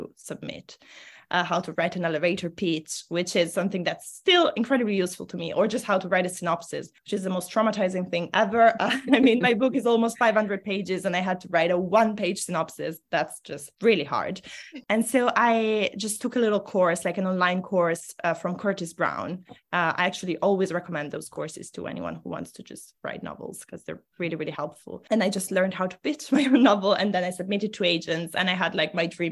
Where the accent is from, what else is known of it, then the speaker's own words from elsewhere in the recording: Italy; first language Italian; English is a second language; moved away as an adult; now in England; I grew up in Italy